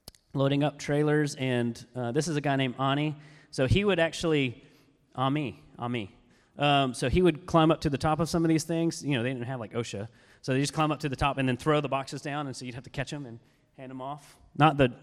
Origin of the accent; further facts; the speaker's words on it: Georgia, United States; we're from Georgia